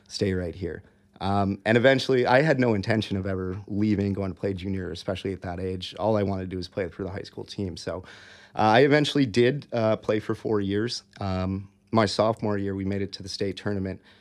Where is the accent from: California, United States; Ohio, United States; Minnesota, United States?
Minnesota, United States; Eagan; moved away as an adult; now in Hong Kong; growing up in Minnesota